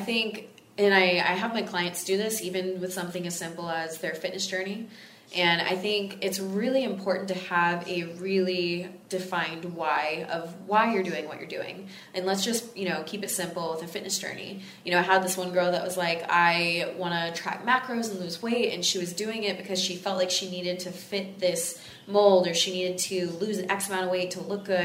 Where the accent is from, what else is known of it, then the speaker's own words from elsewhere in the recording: Texas, United States; now in Los Angeles, United States; it's in Los Angeles, California, my home. I'm from Texas originally